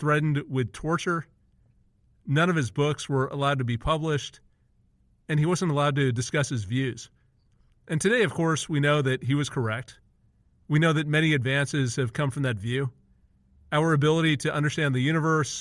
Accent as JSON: {"language": "English", "country": "India", "moved": "yes", "said": "I'm originally from India"}